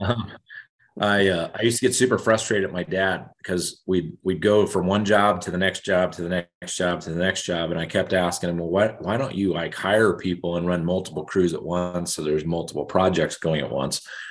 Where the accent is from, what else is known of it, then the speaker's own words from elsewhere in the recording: Emmett, Idaho, United States; moved away as an adult; I grew up in Emmett, Idaho, just north of Boise